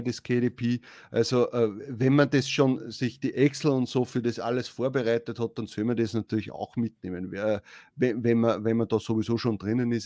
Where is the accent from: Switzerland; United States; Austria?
Austria; wir sind ja aus Österreich.